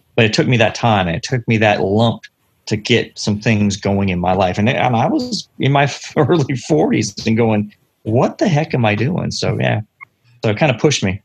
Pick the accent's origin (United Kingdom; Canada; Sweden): Canada; London, Ontario; also born or lived in Ottawa, Ontario / Wake County, North Carolina; now in North Carolina, United States; But I was born and raised in London, and uh, I spent about two years in Ottawa before I moved down here uh, in 1984.